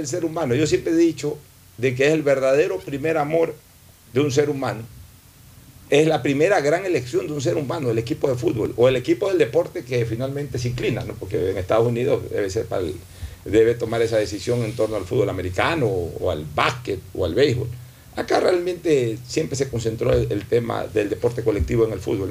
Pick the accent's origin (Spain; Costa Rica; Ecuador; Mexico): Ecuador; Guayaquil, Guayas; como guayaquileño